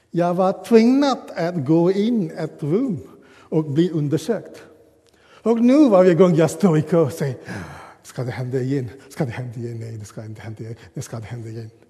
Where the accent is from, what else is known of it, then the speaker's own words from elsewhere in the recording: Sri Lanka; Swedish is a second language; now in Sweden; Jag uh, går tillbaka till hemma i Sri Lanka och jag kommer ihåg den curry min mamma har lagat.